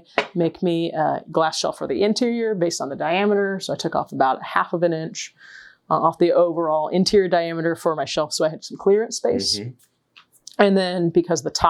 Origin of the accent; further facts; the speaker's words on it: the South, United States; I'm from the South